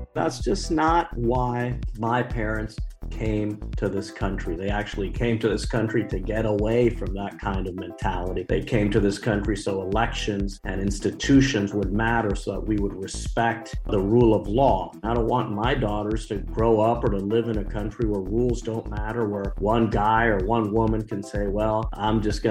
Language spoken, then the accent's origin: English; Miami, Florida, United States; I was born in Miami in 1980. My parents fled Cuba in the 1960s.